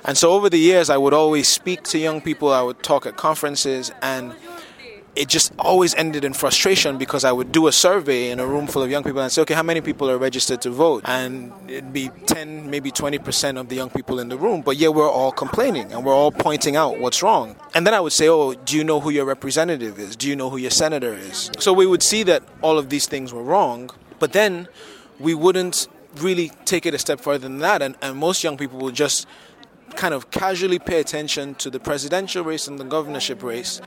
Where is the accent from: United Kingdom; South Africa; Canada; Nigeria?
Nigeria; Lagos; I am from Lagos, Nigeria.